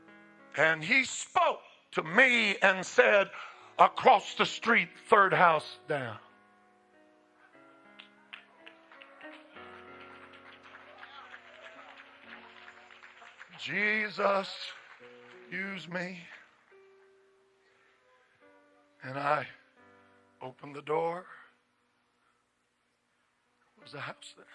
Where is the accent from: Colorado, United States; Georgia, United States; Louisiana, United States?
Colorado, United States; moved away; I was born and raised in Colorado